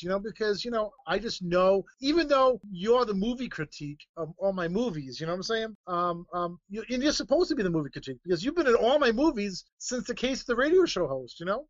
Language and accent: English; Rhode Island, United States; my home state of Rhode Island, which I am in in now. I'm at my parents' house